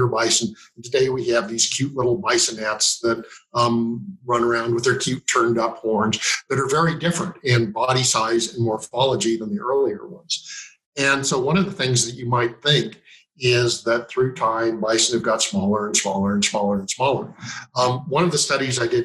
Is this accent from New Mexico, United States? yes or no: no; Meeteetse, Wyoming, United States; I'm originally from Meteetse, Wyoming, and currently living in Meteetse